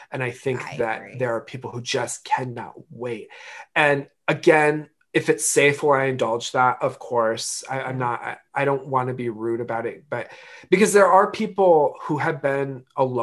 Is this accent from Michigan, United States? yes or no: yes; Michigan, United States; I'm born and raised in Michigan